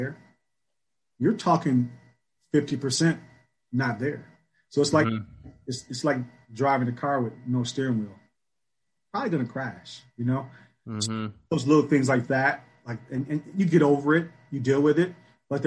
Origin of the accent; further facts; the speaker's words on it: Michigan, United States; Born and raised in Michigan